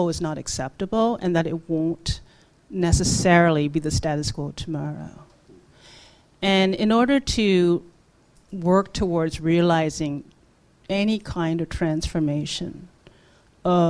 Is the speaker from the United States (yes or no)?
no; Toronto, Ontario, Canada; also born or lived in South Korea; I'm a working class Korean immigrant. And, growing up in Toronto